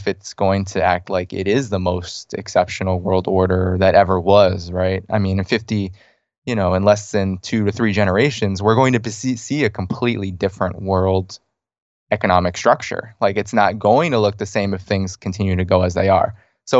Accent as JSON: {"language": "English", "town": "Boston", "region": "Massachusetts", "country": "United States", "tie": "born or raised there", "said": "Yeah, I grew up in the Boston area, actually."}